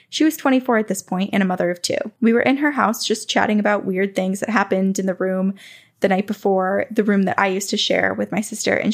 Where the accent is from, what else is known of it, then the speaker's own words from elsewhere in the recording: Wales, United Kingdom; I grew up in North Wales, UK, in a very small three bedroom house on the housing estate built not too long before.